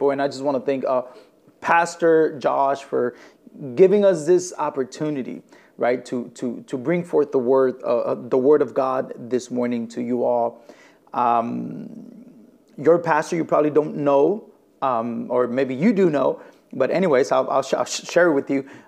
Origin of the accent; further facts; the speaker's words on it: Elgin, Illinois, United States; I am from Elgin, Illinois. My wife and I, we are the lead pastors uh, of a church plant here in the city of Elgin. We're about 45, 50 minutes west of the city of, of Chicago.